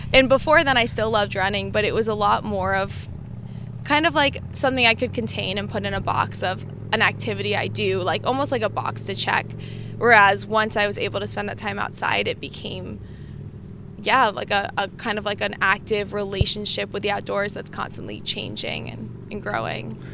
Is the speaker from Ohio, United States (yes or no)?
no; New Jersey, United States; also born or lived in New Hampshire; now in Virginia, United States; I grew up in New Jersey